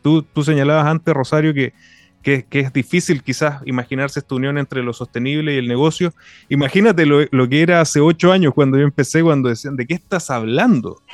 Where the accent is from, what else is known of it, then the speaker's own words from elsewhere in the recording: Iquique, Tarapacá, Chile; Yo vivo en, Iquique, aquí en la región de, de Tarapacá, y siento también una, una responsabilidad del, lugar donde yo nací donde, y donde vivo.